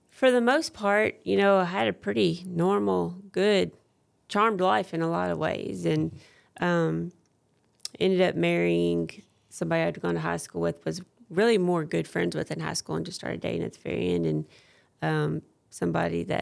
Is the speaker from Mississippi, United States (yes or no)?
no; Nashville, Tennessee, United States; also born or lived in Georgia; Parkway was my church home growing up. Um, we moved to Nashville when I was nine, I think, and started going to Parkway.